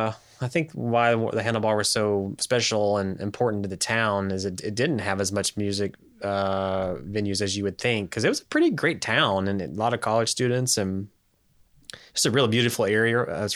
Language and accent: English; Bristol, United States; now in Knoxville, United States; No, I'm from Bristol.